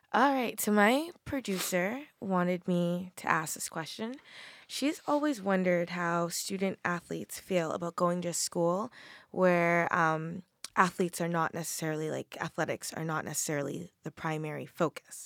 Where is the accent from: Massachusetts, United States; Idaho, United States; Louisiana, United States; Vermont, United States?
Massachusetts, United States; I'm from Massachusetts